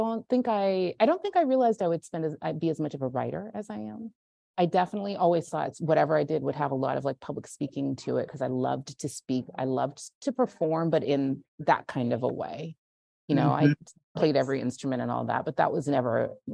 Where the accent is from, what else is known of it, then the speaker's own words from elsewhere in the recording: Central Valley, California, United States; I grew up in California in the Central Valley, in like kind of farmland, corporate farmland, and oil country